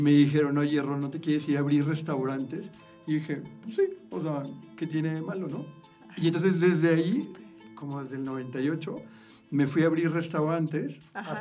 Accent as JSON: {"language": "Spanish", "town": "Monterrey", "region": "Nuevo León", "country": "Mexico", "tie": "born or raised there", "also_born_or_lived": "Nuevo Laredo, Tamaulipas", "moved": "as an adult", "lives_now": "Mexico City, Mexico", "said": "nazco ya y así a los quince días me voy a Monterrey"}